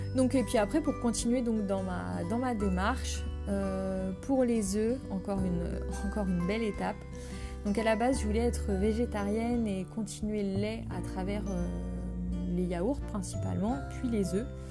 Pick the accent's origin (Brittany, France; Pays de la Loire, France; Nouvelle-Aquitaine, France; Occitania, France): Brittany, France; je suis bretonne d'origine